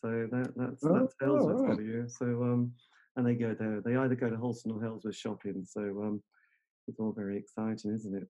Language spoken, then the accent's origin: English; Metfield, East of England, United Kingdom; No, I grew up in good old Metfield land. So Halesworth was one side, Holston, you know, Bungay there.